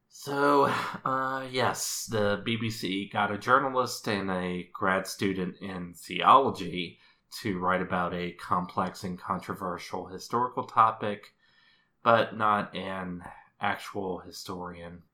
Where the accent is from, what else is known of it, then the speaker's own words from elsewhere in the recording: United States; as an American